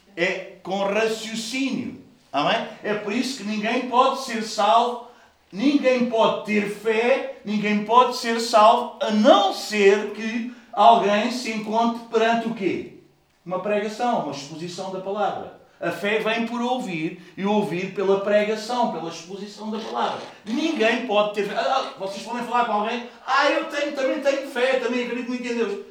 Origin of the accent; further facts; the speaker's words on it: Portugal; nós somos portugueses